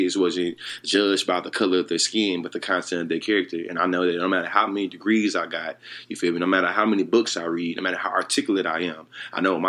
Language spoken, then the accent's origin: English; Texas, United States; growing up in the Texas, growing up down south